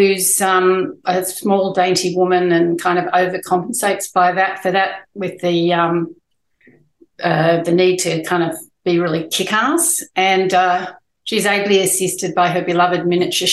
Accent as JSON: {"language": "English", "town": "Newcastle", "region": "New South Wales", "country": "Australia", "tie": "born or raised there", "said": "I grew up in Newcastle"}